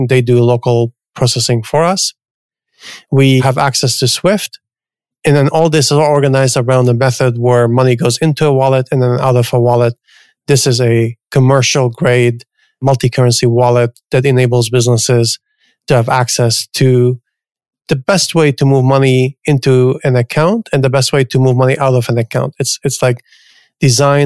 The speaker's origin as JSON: {"language": "English", "country": "Canada", "tie": "born or raised there", "also_born_or_lived": "New York", "moved": "as an adult", "lives_now": "San Francisco, United States", "said": "I grew up in Canada. I went to school in Canada"}